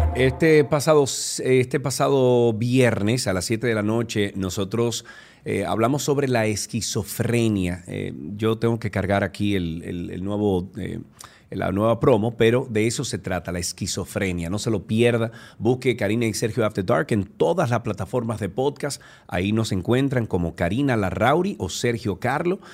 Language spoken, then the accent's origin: Spanish; Dominican Republic; nosotros los dominicanos